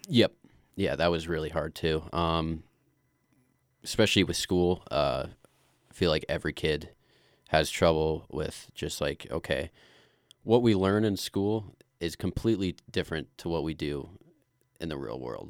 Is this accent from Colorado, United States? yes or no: yes; Glenwood Springs, Colorado, United States; I grew up here in Glenwood Springs. Uh, I was born right here, and uh, I've kind of lived my whole life here so far.